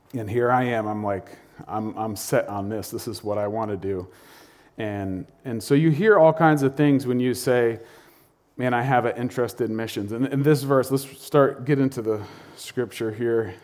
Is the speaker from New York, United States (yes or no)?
no; North Stonington, Connecticut, United States; I grew up in North Stonington